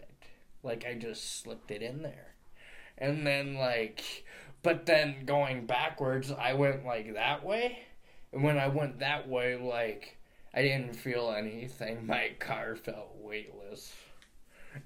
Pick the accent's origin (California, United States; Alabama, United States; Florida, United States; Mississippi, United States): Florida, United States; Tampa; moved away; Tampa Bay, my hometown back at... My hometown back in Florida.